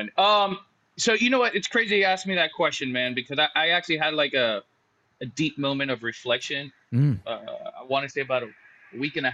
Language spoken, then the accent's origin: English; United States; moved away as an adult; also born or lived in Southeast Asia; we're American and living in other countries